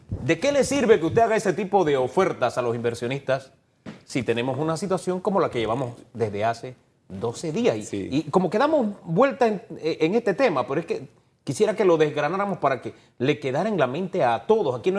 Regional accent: Panama; como panameño

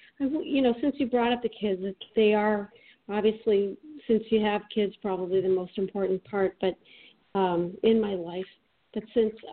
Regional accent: East Hartford, Connecticut, United States; I was born in East Hartford, St. Francis Hospital.

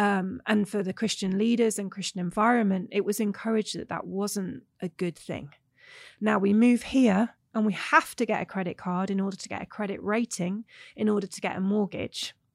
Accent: England, United Kingdom; moved away as an adult; I'm English

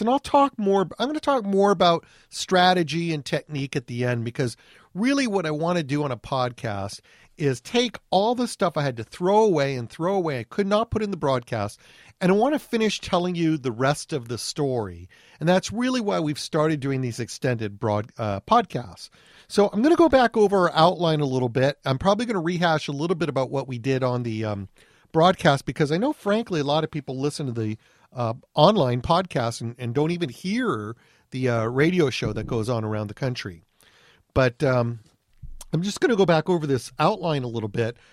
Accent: Anaheim, California, United States; I grew up in Anaheim, California

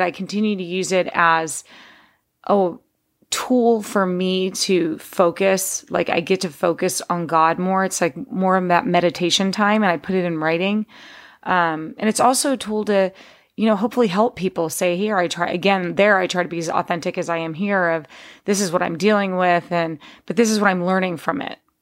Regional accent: Texas, United States; moved away as an adult; also born or lived in Pittsburgh, Pennsylvania / West Virginia; now in California, United States; my dad moved us to Texas because he was made an offer he couldn't refuse to work, um, in the steel business in Texas.

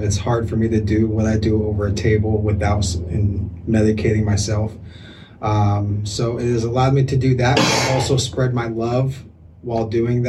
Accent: South Washington, United States; I'm from local in the area, South Washington

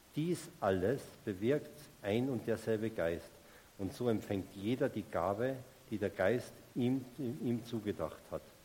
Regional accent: Salzburg, Austria; moved away as an adult; also born or lived in Munich; ich komme aus Salzburg und ich bin damals noch jedes Wochenende nach Hause gefahren zu meinen Eltern, in mein Elternhaus

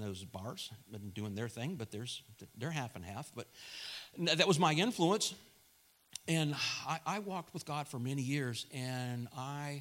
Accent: Plant City, Florida, United States; I'm from Plant City

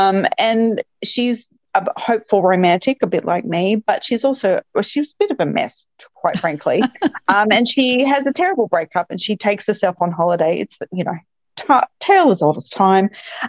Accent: Melbourne, Victoria, Australia; I'm from Melbourne, and, I am a big fan of food

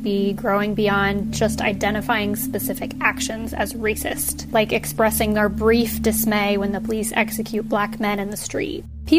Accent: Des Moines, Iowa, United States; now in Washington, D.C., United States; I'm white. I'm from Des Moines, Iowa, and I live in Washington, D.C.

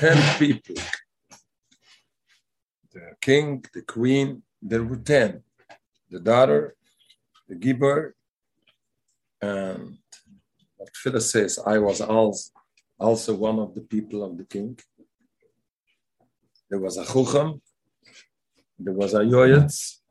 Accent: Montreal, Quebec, Canada; In Canada, I'm from Montreal.

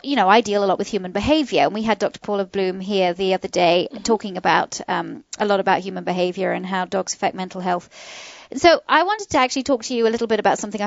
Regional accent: England, United Kingdom; now in Atlanta, United States; I'm from England.

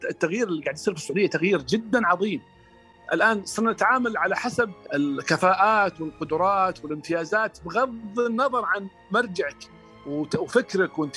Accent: Saudi Arabia; مثلا اعطيك مثال عندنا في السعوديه مثلا غطاء الوجه كمثال

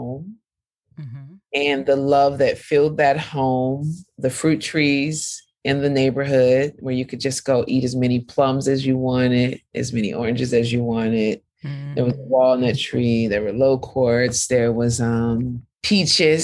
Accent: the Bay Area, California, United States; moved away as an adult; now in Brooklyn, United States; coming from where I grew up in the Bay

